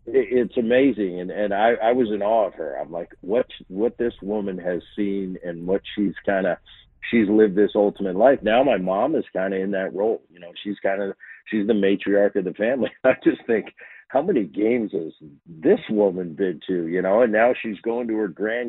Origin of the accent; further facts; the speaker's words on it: New Jersey, United States; We grew up in Jersey